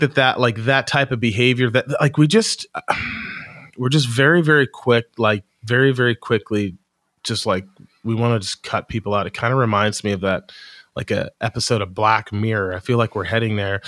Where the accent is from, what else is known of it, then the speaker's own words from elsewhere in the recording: United States; I'm American